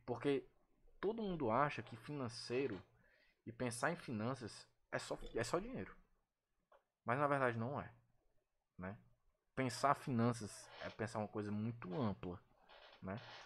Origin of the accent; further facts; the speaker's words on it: Ceará, Brazil; aqui no nosso, pelo menos no nosso estado